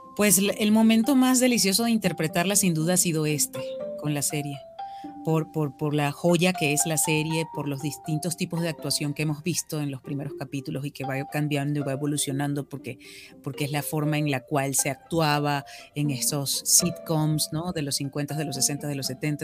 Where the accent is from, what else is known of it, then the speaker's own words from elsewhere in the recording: Venezuela; accent: Venezuelan; now in Mexico; mi acento venezolano